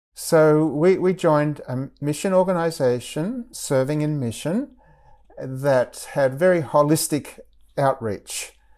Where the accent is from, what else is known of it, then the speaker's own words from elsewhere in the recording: Australia; moved away as an adult; at the time that I was growing up in Australia